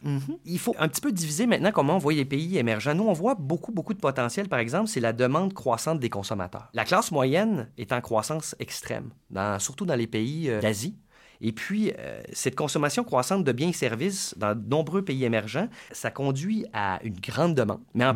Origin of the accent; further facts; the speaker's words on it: Canada; en tant que Canadien